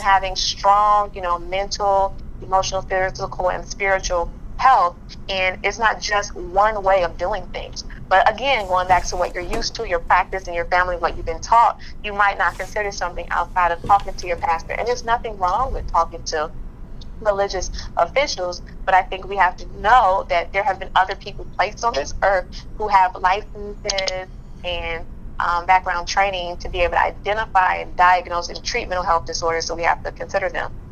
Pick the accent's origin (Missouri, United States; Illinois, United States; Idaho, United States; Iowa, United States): Illinois, United States; Chicago; being born and raised in Chicago